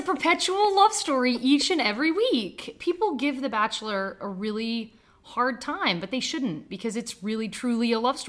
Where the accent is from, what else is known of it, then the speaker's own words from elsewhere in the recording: Waco, Texas, United States; also born or lived in Houston, Texas; I'm 36, I live in Houston. I'm originally from Waco, Texas